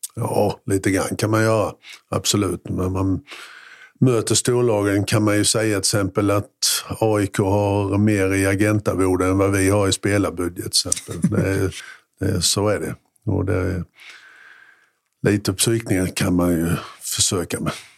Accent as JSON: {"language": "Swedish", "town": "Mjällby", "region": "Blekinge", "country": "Sweden", "tie": "born or raised there", "also_born_or_lived": "Gammalstorp / Norje", "said": "Jag kommer från en liten by som heter Gammalstorp från början och har flyttat runt lite grann. Gammalstorp, Norge, Mjällby"}